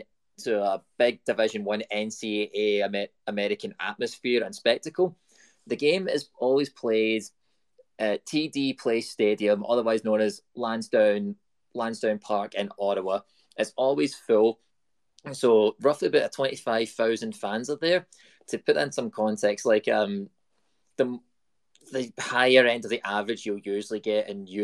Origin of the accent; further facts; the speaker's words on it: United Kingdom; You know, I'm British. Like, you're born with a ball at your foot and you kick it into a goal right out of birth.